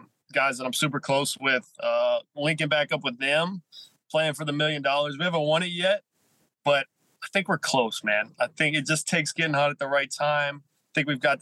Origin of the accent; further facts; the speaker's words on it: Charleston, West Virginia, United States; Charleston, West Virginia, my hometown